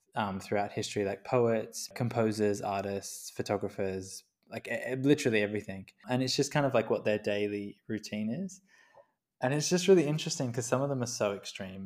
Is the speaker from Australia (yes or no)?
yes; Queensland, Australia; I grew up in Queensland